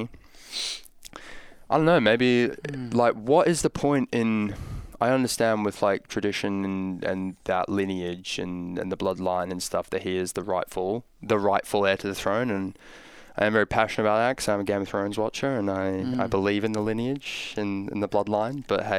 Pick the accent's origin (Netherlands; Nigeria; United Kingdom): United Kingdom; Scotland